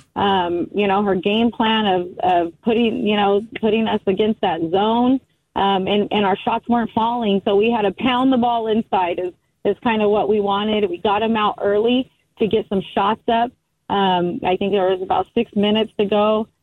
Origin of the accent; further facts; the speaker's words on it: United States; I'm Native American also, grew up on the Fort Mojave Indian Reservation